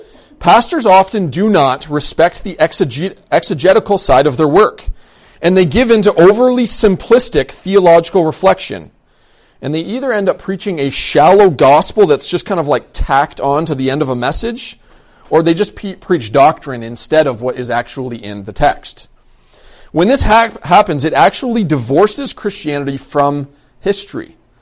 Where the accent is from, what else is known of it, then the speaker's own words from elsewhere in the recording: London, United Kingdom; I grew up in London. I grew up in a Central Baptist church in London. When I was probably around 12 or 13, we moved out to the outside of the city